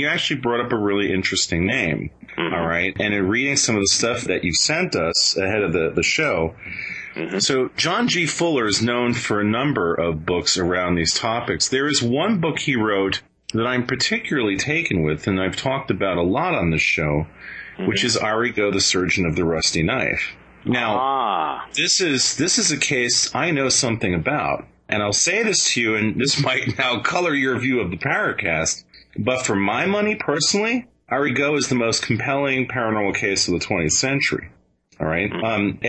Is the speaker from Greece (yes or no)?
no; Venezuela; I grew up in Venezuela. My father worked on newsreels down there.